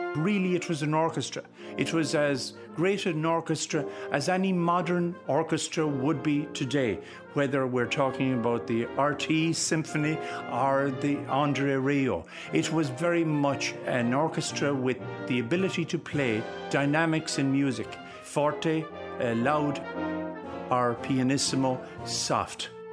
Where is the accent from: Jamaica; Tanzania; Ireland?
Ireland; Ballygar, Connacht; I was brought up in Ballygar, County Galway, and it's about 10 miles from Roscommon, 19 miles from Athlone